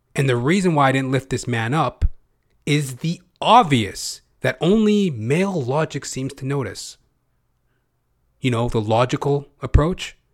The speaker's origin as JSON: {"language": "English", "country": "Canada", "tie": "born or raised there", "said": "I'm second generation, right? Because I was born in Canada"}